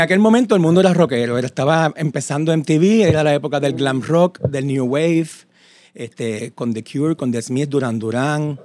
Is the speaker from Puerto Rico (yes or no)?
yes; Isabela, Puerto Rico; yo soy un niño de Isabela